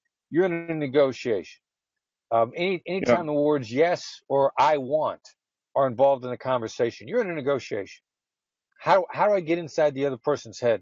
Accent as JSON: {"language": "English", "region": "Iowa", "country": "United States", "tie": "born or raised there", "moved": "yes", "said": "I grew up in Iowa. I'm a small town Midwestern guy, son of an entrepreneur"}